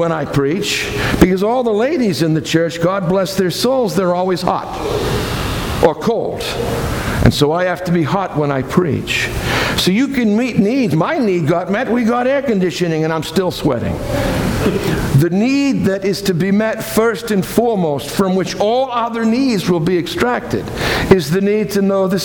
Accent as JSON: {"language": "English", "town": "Boston", "region": "Massachusetts", "country": "United States", "moved": "yes", "said": "I come from Boston"}